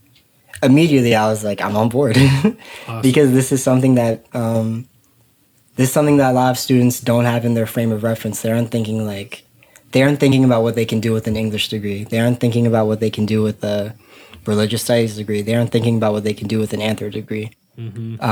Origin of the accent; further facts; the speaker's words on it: Maryland, United States; I was born in 1997 in Maryland, born and raised here